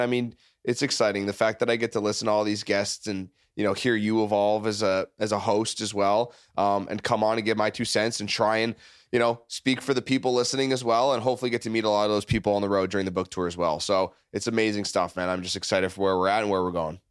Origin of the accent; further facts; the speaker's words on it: Canada; now in United States; I've been here for fifteen years. I'm from Canada, neighboring country